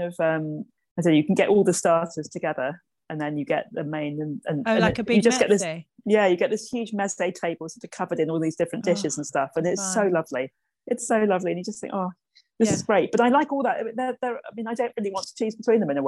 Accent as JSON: {"language": "English", "town": "Birmingham", "region": "West Midlands", "country": "United Kingdom", "tie": "born or raised there", "moved": "yes", "lives_now": "London, United Kingdom", "said": "I grew up in Birmingham in the 1970s."}